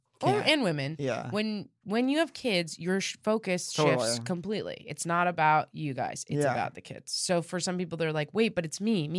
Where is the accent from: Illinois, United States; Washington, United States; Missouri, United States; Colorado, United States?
Colorado, United States; Denver